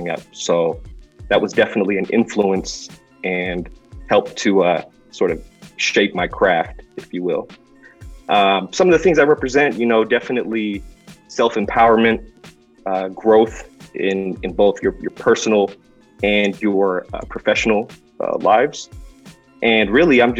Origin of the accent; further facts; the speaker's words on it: San Francisco, California, United States; I'm originally from San Francisco, California